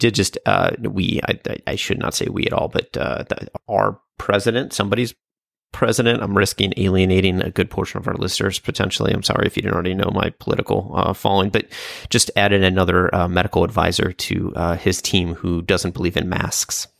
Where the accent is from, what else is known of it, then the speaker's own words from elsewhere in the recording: Chicago, Illinois, United States; growing up in Chicago